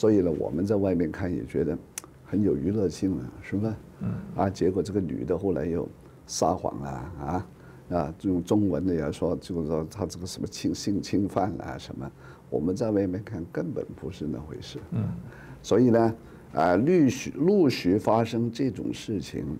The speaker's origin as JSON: {"language": "Chinese", "country": "Taiwan", "said": "我们身为台湾人。不要干预他，是吧？"}